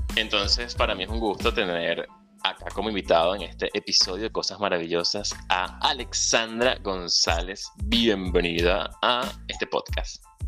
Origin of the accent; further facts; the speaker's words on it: Venezuela; moved away; Soy un venezolano emigrante, soñador y un ciudadano del mundo.